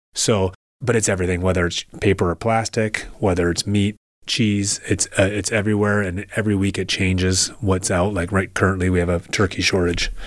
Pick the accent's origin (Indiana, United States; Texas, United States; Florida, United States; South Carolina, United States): Indiana, United States; Indianapolis; also born or lived in Troy, Michigan; now in Port Huron, United States; I'm from Indianapolis, Indiana, where my father played professional hockey. And when he was done playing professional hockey, he opened up a restaurant. So I grew up eating at this restaurant since I was a kid